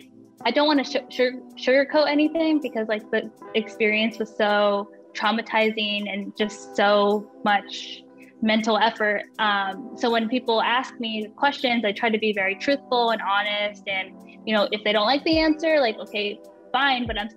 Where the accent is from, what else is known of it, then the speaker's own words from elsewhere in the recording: Pennsylvania, United States; also born or lived in New Jersey; I grew up in Pennsylvania